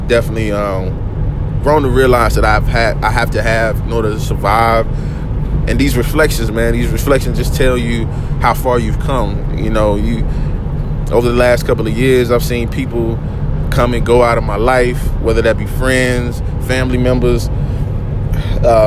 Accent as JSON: {"language": "English", "town": "Oak City", "region": "North Carolina", "country": "United States", "said": "I come from Oak City, North Carolina."}